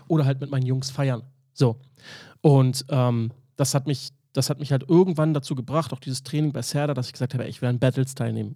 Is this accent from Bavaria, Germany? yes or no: no; Berlin, Germany; ich bin in Charlottenburg groß geworden